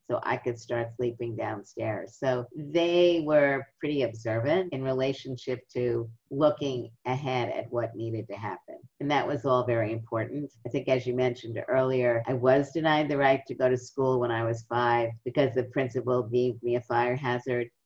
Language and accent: English; New York City, New York, United States; I grew up in Brooklyn.